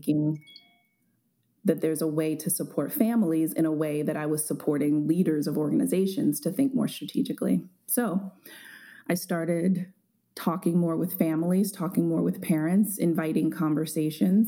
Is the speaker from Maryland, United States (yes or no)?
yes; Baltimore, Maryland, United States; growing up in Baltimore